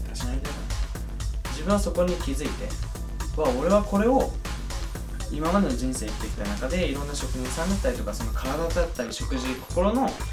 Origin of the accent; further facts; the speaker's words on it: Kumamoto, Japan; moved away; 生まれ育った熊本